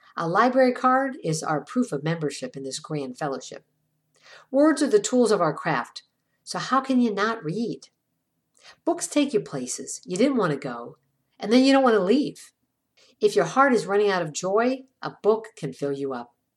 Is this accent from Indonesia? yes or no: no; Ireland; I'm Irish.